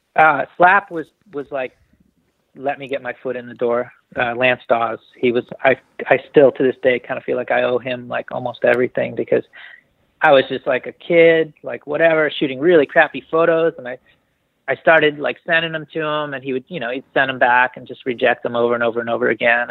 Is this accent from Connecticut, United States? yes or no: yes; New Haven, Connecticut, United States; now in Northern California, United States; I grew up in New Haven, Connecticut, and then moved down to the country a little bit outside of New Haven.